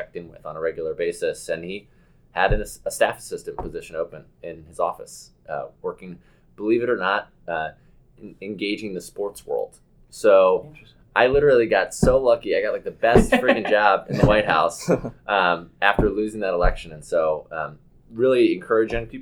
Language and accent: English; Bethesda, Maryland, United States; my hometown delegate in Bethesda, Maryland